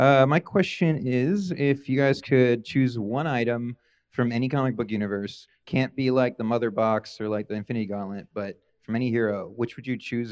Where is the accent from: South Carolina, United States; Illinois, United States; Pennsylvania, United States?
Pennsylvania, United States; Philadelphia; moved away as an adult; now in Los Angeles, United States; Philadelphia originally. Been here for the last 2 years.